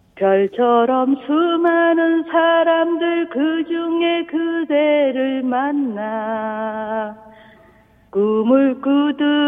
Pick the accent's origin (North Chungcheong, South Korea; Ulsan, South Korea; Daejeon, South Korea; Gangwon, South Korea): Gangwon, South Korea; Gangneung; 여기서 나고 자라서 계속 쭉 살았는데